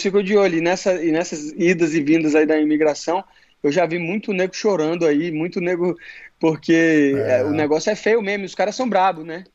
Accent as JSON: {"language": "Portuguese", "town": "Brasília", "region": "Federal District", "country": "Brazil", "tie": "born or raised there", "moved": "as an adult", "lives_now": "Florida, United States", "said": "nasci em Brasília"}